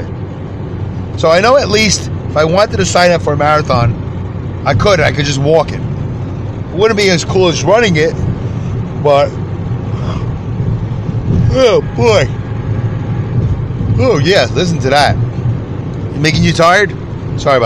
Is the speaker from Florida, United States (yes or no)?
no; New York City, New York, United States; accent: Brooklyn; that was Brooklyn right there